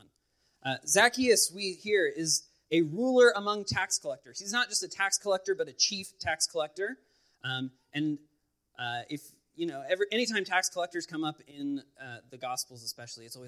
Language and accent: English; Los Angeles, California, United States; moved away; I'm originally from the Los Angeles area